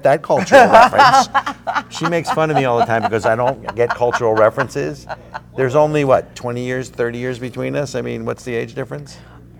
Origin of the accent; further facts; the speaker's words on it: New Jersey, United States; moved away; I grew up in New Jersey